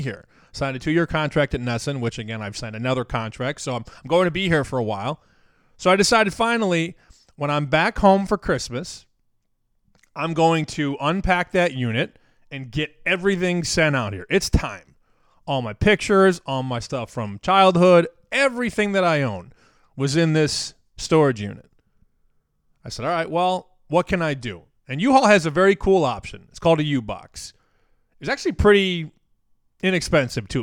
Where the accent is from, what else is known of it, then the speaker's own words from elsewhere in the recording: Chicago, Illinois, United States; moved away as an adult; also born or lived in Las Vegas; now in Boston, United States; My entire life I spent in Chicago with a, a detour in Vegas back to Chicago